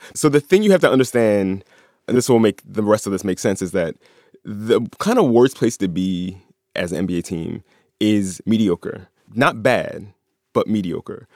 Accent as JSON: {"language": "English", "town": "Philadelphia", "region": "Pennsylvania", "country": "United States", "tie": "born or raised there", "said": "I'm from South Philly. I grew up a couple miles away from where the Sixers used to play back then"}